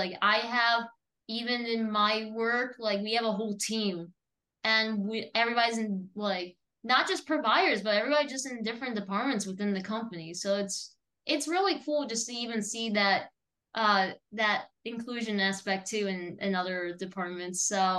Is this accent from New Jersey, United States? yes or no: yes; New Jersey, United States; now in Florida, United States; when I was from New Jersey